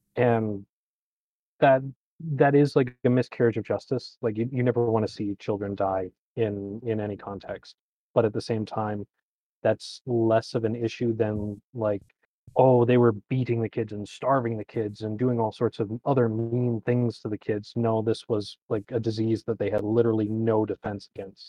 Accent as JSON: {"language": "English", "country": "Canada", "said": "No, I'm Ca, I'm Canadian."}